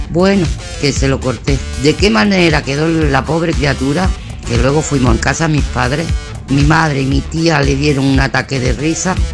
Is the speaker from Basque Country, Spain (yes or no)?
no; Madrid, Community of Madrid, Spain; soy de Madrid.